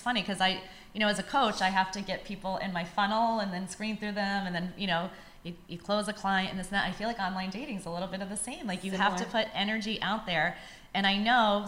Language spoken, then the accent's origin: English; New York, United States; I'm from New York